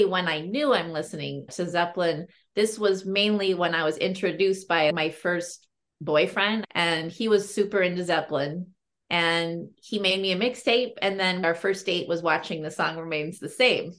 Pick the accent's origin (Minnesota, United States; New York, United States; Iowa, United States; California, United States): California, United States; Berkeley; i grew up in berkeley california